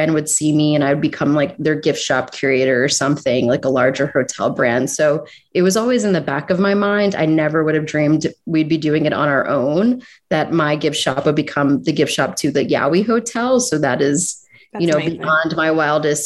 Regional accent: Philadelphia, Pennsylvania, United States; I'm from South Philly, so very proud to be down there. And I've been going to South Street my whole life.

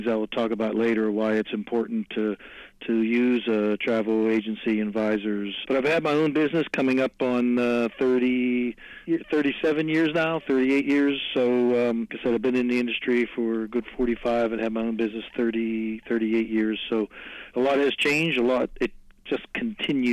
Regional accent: McKees Rocks, Pennsylvania, United States; Born and raised in McKees Rock, so I'm in this area my whole life

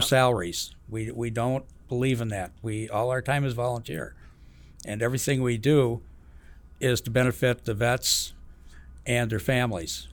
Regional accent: Madison, Wisconsin, United States; I grew up in the Midwest, uh, Madison, Wisconsin

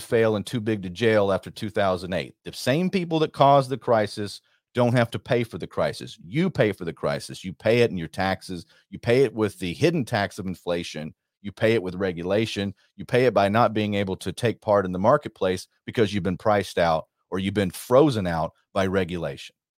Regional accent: Texas, United States; I'm from Texas, sir

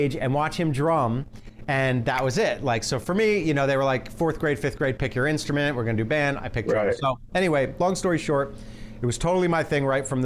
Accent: New York, United States; moved away as an adult; also born or lived in Boston / Western Massachusetts / California; I grew up in New York and then went to college in Boston at Berkeley, and then … formed and we moved to Western Mass.

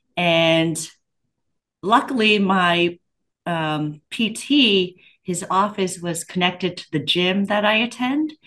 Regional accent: Pennsylvania, United States; I'm from Pennsylvania

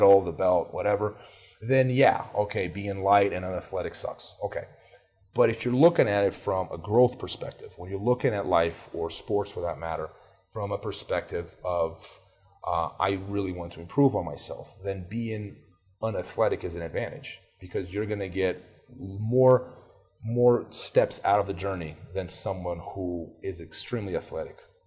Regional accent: Brazil; moved away; I grew up in Brazil

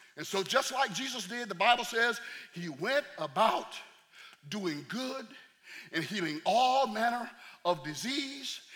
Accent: the South, United States; I'm from the South

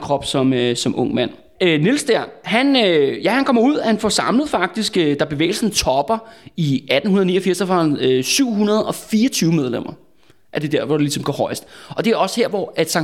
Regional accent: Copenhagen, Capital Region of Denmark, Denmark; jeg er sådan en rigtig københavner med et, øh, med et stort K

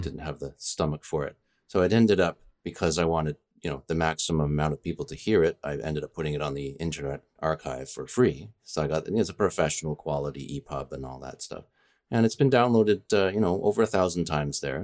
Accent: Canada; also born or lived in United Kingdom; I'm Canadian

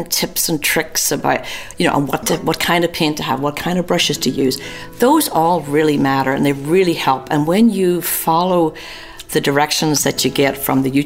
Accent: Newry, Northern Ireland, United Kingdom; moved away as an adult; also born or lived in London, England; now in Atlanta, United States; From Northern Ireland. I was born in a little town called Newry in County Down

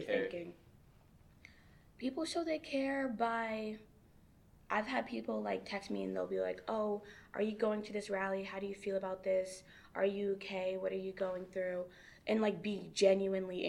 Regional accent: Hudson, New Hampshire, United States; also born or lived in Lowell, Massachusetts; I'm from Hudson, Hampshire

